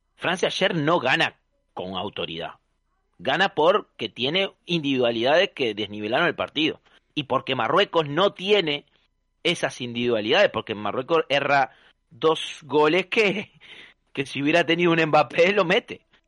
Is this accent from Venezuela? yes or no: no; Uruguay; moved away; a pesar de que soy uruguayo